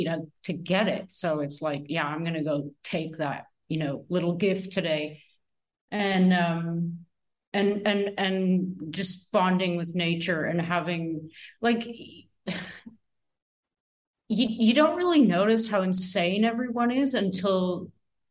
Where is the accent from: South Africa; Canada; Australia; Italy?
Canada; Northern Ontario; I was raised in Northern Ontario myself